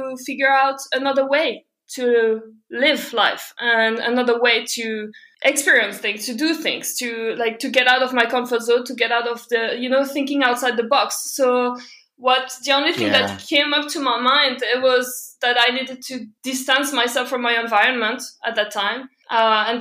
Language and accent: English; southern France, France; moved away; also born or lived in Belgium; I'm from Belgium originally. I grew up in south of France, but then before traveling, I was back in Belgium